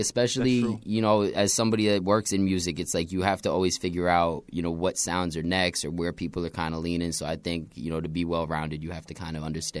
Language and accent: English; New York City, New York, United States; also born or lived in Brooklyn / Long Island; Born in Queens. That's right. Raised between Brooklyn, Long Island, all over the place.